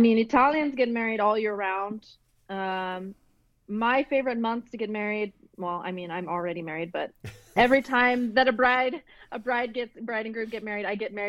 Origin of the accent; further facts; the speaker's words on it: United States; now in Italy; I know I'm American